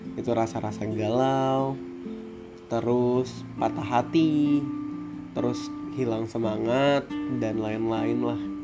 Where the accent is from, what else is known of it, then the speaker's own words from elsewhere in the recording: Baturaja, South Sumatra, Indonesia; asal saya dari Batur Raja, Sumatera Selatan, Indonesia